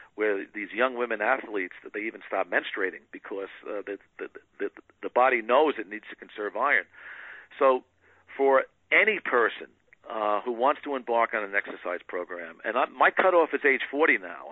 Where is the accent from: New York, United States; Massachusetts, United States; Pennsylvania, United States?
New York, United States; moved away; I grew up in New York